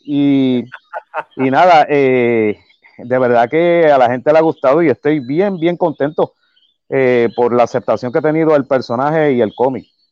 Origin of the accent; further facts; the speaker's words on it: Humacao, east of Puerto Rico, Puerto Rico; yo soy del pueblo de Humacao, yo soy del área este de Puerto Rico. Eh, ahora mismo, este, pues sí, he, he vivido toda mi, bueno, toda mi vida